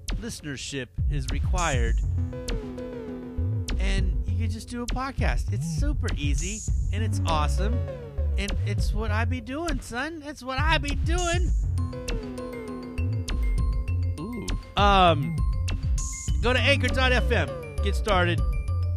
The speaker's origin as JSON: {"language": "English", "town": "Hayward", "region": "California", "country": "United States", "tie": "born or raised there", "said": "the Boyle's Bistro Blowout in downtown Hayward. My show that I produce. You know, where we do comedy in my hometown."}